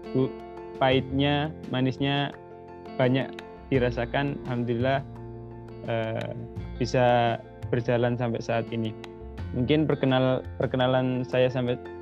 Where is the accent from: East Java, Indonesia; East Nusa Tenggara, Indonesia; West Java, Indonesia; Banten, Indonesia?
East Java, Indonesia; Lamongan; moved away as an adult; now in Turkey; Lahir di daerah Bengawan Jero, tepatnya di Dusun Goa, Desa Pemanjangan, Turi Lamungan